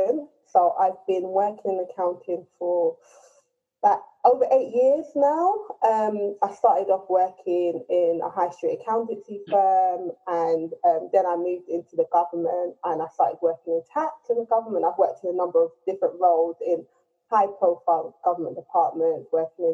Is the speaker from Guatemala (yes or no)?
no; London, United Kingdom; So I've grown up in Tottenham. I'm from a Nigerian family, and I'm Nigerian